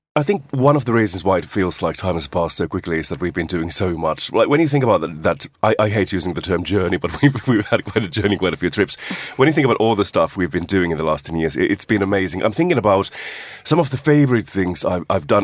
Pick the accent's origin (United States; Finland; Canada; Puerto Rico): Finland; moved away; I'm a British passport holder nowadays, but I've also got my Finnish passport. That's where I was born, Finland.